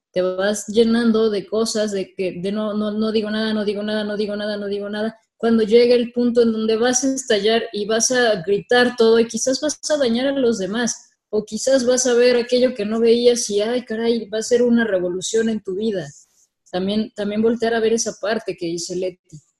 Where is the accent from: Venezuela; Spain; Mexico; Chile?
Mexico; soy mexicana también